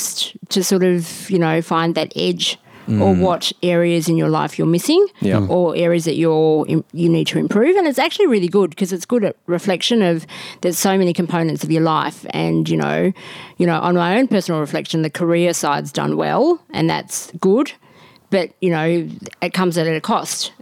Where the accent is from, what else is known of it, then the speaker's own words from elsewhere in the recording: Melbourne, Victoria, Australia; I'm originally from Melbourne